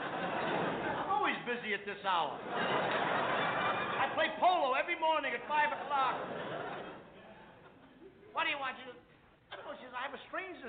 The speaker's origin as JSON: {"language": "English", "town": "New York City", "region": "New York", "country": "United States", "said": "I come from the Lower East Side of New York."}